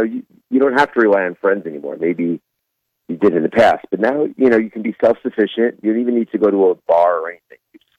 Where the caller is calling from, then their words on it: Bossier City, Louisiana, United States; from Bossier.